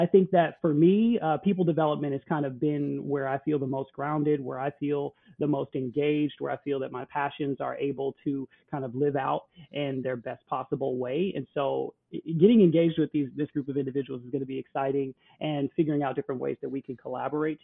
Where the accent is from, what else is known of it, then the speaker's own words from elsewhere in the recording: United States; also born or lived in Milwaukee; being an American who grew up here in the United States